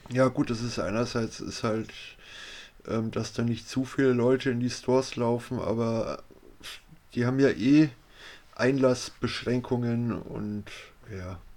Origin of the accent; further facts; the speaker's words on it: Cologne, North Rhine-Westphalia, Germany; Aber ich meine, so als Kölner geht mir auch nicht gern nach Düsseldorf